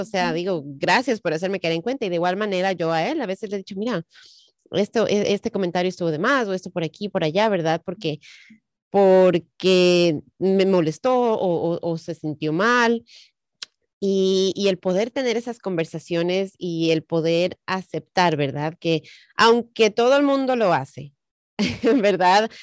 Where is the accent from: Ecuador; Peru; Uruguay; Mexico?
Ecuador; moved away; En el Ecuador de donde yo soy